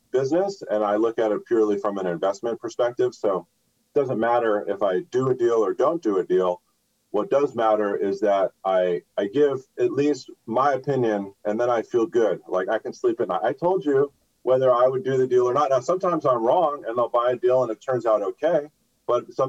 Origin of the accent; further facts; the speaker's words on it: Los Angeles, California, United States; I'm from Los Angeles, so I grew up here. I went to school here